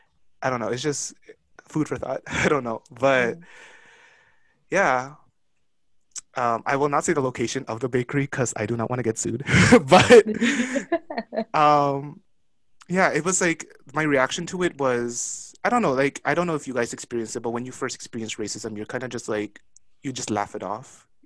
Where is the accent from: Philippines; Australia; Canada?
Philippines; Mind you, I am a Filipino, so I'm not even Chinese to begin with.